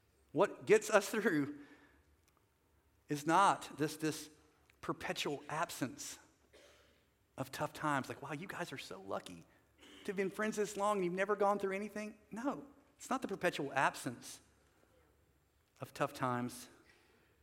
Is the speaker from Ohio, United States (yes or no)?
no; North Carolina, United States; also born or lived in Southern California; So I'm not from California, I'm from North Carolina